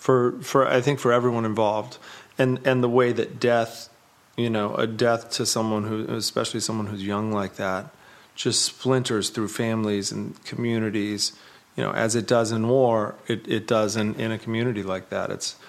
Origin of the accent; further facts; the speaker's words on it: Lake Arrowhead, California, United States; when we were kids, I'm from Lake Arrowhead and up in the mountains, and we went back to visit.